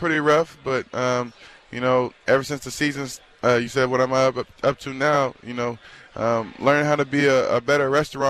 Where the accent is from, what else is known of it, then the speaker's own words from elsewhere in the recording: Charleston, South Carolina, United States; now in Cincinnati, United States; Charleston, South Carolina.